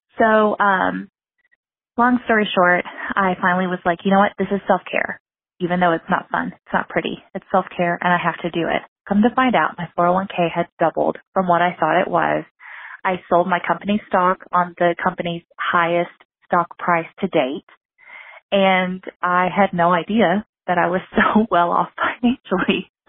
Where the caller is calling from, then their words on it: Kentucky, United States; I'm calling from Kentucky.